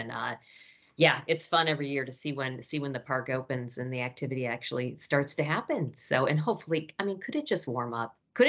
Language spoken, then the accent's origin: English; near Cedar Point, Ohio, United States; I grew up near Cedar Point